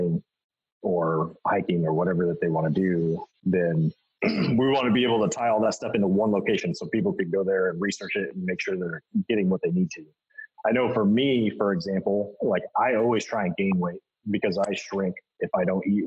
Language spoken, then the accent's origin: English; Boise, Idaho, United States; growing up in Boise, that's where bodybuilding.com came from